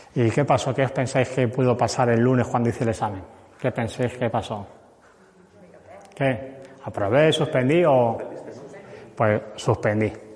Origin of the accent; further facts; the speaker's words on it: Cuenca, Castilla-La Mancha, Spain; Yo soy de Cuenca